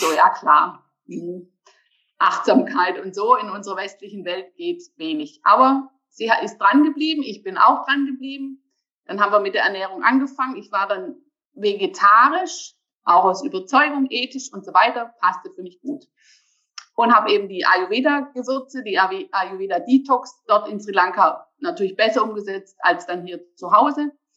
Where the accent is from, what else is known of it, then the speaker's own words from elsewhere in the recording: Germany; now in Bergstraße, Germany; Ich komme aus Deutschland, geboren am Bodensee